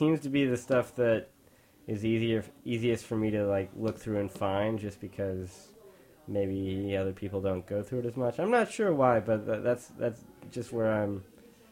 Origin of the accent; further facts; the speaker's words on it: Missouri, United States; I'm from Missouri.